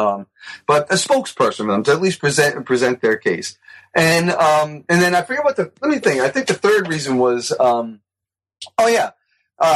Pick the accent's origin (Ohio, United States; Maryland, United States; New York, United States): New York, United States; New York City; moved away; I grew up in the Bronx.